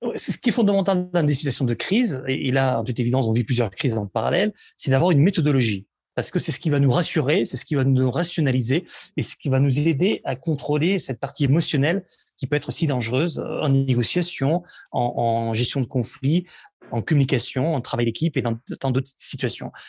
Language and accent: French; Barcelona, Catalonia, Spain; French is a second language; now in France; je suis né à Barcelone, où j'ai vécu pendant, pendant, pendant plusieurs années, en fait, où j'ai grandi